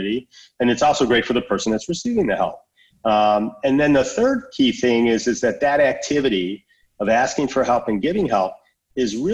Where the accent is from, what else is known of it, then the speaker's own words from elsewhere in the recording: West Bloomfield, Michigan, United States; Adam grew up in the same area that I did and lived down the street from my sister and babysat my nephews growing up in West Bloomfield, Michigan.